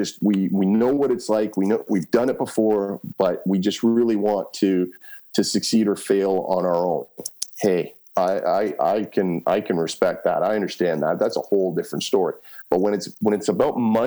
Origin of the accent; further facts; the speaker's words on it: Canada; I'm a kid from Canada who just got off a plane 2 hours ago